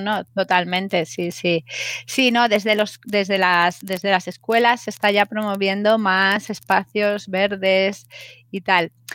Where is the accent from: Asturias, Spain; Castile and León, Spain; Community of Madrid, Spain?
Community of Madrid, Spain; Madrid; soy madrileña